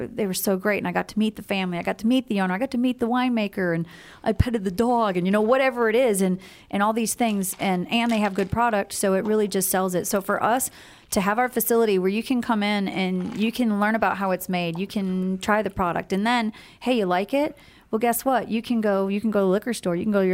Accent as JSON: {"language": "English", "region": "Midwest", "country": "United States", "moved": "yes", "said": "I'm originally from the Midwest"}